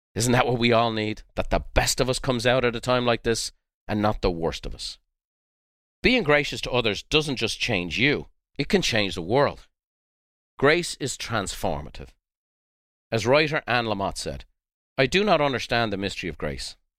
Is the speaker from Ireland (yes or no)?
yes; Dublin, Leinster, Ireland; moved away; I'm a white boy from the south side of Dublin